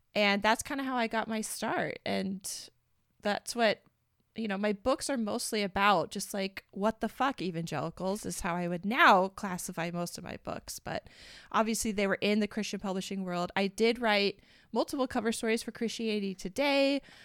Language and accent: English; United States; we're from the United States. We were both raised in white evangelical families